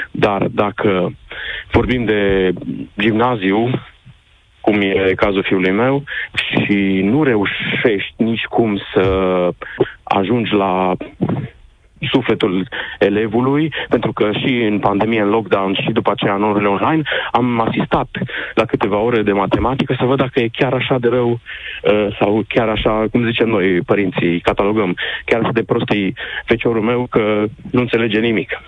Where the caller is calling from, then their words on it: Cluj, Cluj County, Romania; Se sunt din Cluj. La noi tariful meditațiilor e 50 de lei ora